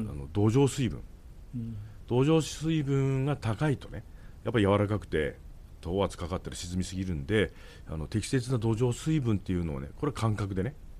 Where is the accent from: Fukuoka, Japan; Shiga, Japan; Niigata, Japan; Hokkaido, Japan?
Hokkaido, Japan; Tokachi; 地元に帰ってきて